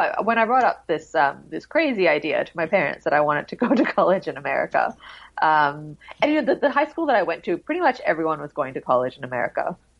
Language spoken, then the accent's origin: English; Singapore; I think when I was growing up in Singapore, because we moved internationally so much and then we would come back here, I just didn't really feel like I belonged very much.